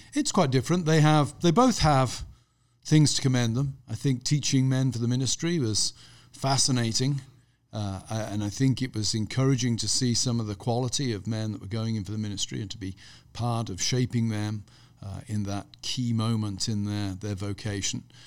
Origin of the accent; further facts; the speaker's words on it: Gloucestershire, South West England, United Kingdom; also born or lived in Birmingham; I was born near Birmingham, but when I was pretty young, my parents moved to Gloucestershire, over in the west country of England. So I had a very rural upbringing